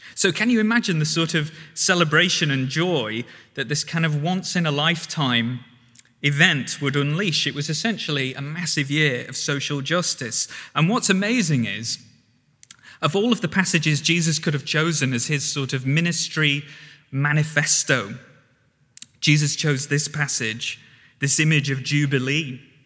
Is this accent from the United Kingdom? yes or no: yes; the North, the north of England, United Kingdom; moved away; I'm from the North